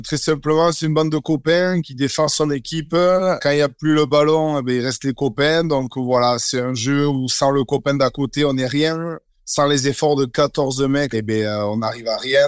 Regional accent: Bayonne, Nouvelle-Aquitaine, France; je suis né à Bayonne

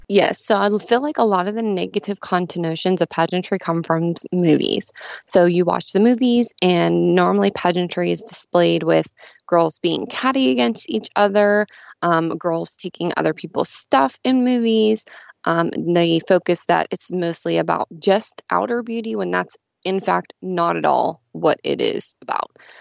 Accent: Pittsburgh, Pennsylvania, United States; I'm from Pittsburgh, so I'm a huge Steelers fan

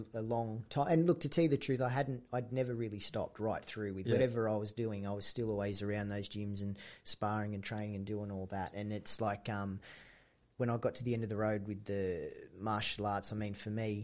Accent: Dapto, New South Wales, Australia; also born or lived in Wollongong; I'm a Dapto boy.

